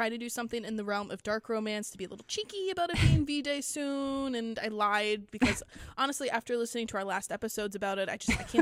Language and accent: English; Noble, New York, United States; We're two librarians from Noble in upstate New York